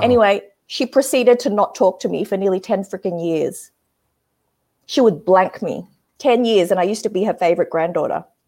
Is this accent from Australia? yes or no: yes; Australia; I grew up in Australia, so I'm, I'm quite westernized